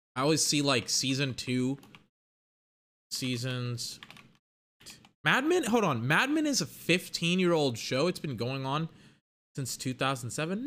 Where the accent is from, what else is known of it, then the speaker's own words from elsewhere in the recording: Texas, United States; I'm from Texas.